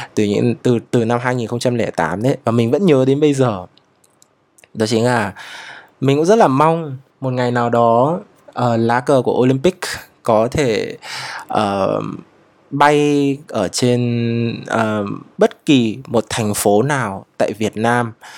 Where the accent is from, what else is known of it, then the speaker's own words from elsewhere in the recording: Vietnam; dân tộc của mình quê hương của mình